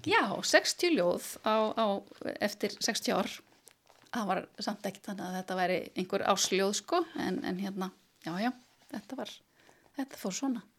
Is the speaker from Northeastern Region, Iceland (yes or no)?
no; Melaleiti in Melasveit, Borgarfjörður, Western Region, Iceland; now in Reykjavík, Iceland; Ég er úr borgarferinum, ég er frá melaleiti í Melasveit